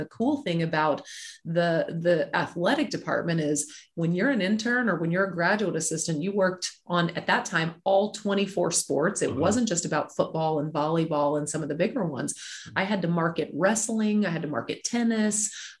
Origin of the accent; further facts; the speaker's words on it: Mobile, Alabama, United States; also born or lived in Nebraska; Well, I am not originally from Nebraska. Okay. I'm originally from Mobile, Alabama, but my family and I moved around a lot. But we lived in Nebraska for about 17 years.